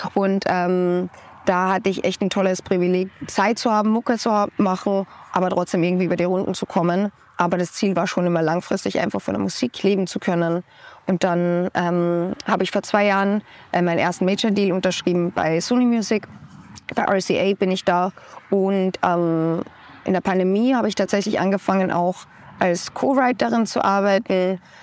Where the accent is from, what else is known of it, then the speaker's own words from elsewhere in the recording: Austria; Ich komme aus Österreich